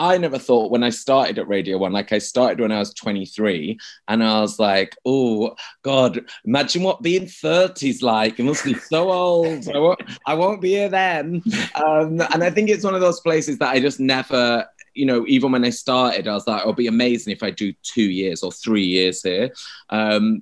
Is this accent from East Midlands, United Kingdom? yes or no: no; Manchester, North West England, United Kingdom; now in London, United Kingdom; I'm from Manchester, so all my family have like been up there. I've been down in London